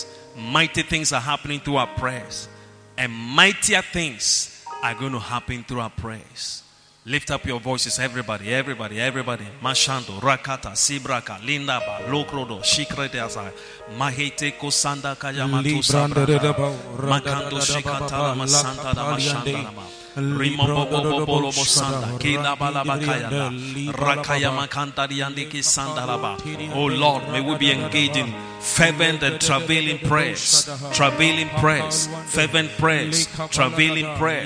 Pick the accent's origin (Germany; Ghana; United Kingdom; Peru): Ghana; Even your accent. As a Ghanaian in Nigeria.